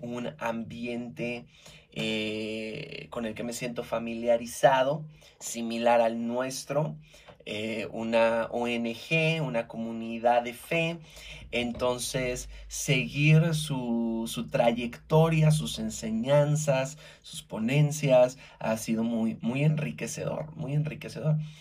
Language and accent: Spanish; Mexico; como buen mexicano